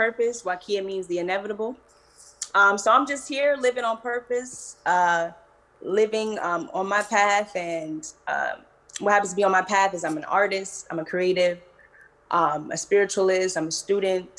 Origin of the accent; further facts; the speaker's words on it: New Jersey, United States; also born or lived in Philadelphia; now in California, United States; I actually live out in California now, but I'm from New Jersey